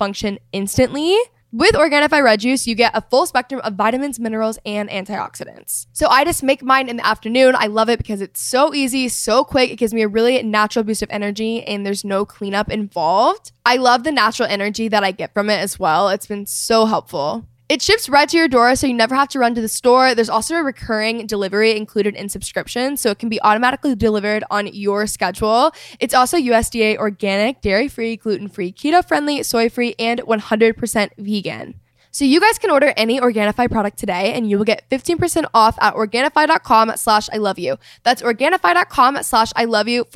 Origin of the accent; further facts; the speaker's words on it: Texas, United States; I'm from Texas